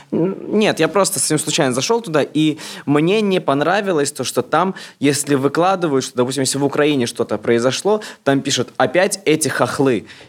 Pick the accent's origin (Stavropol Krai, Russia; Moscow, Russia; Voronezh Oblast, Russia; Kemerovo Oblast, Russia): Moscow, Russia; И я родился, вырос в Москве